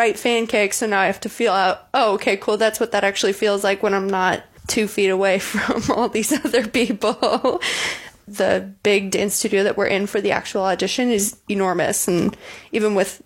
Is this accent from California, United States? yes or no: no; the Chicago suburbs, Illinois, United States; moved away as an adult; now in Muncie, United States; I'm from the Chicago suburbs